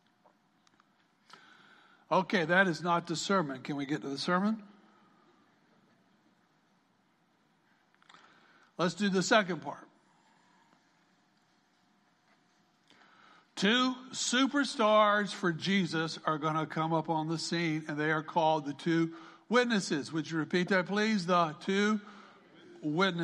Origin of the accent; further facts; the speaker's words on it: South Carolina, United States; Growing up on the farm, I grew up in South Carolina